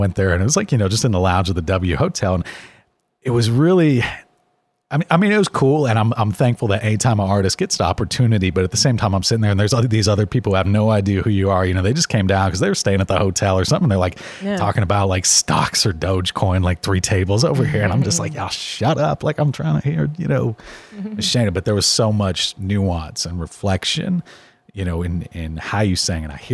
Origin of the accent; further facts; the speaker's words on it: Miami, Florida, United States; moved away; I was very much a black sheep growing up down in Miami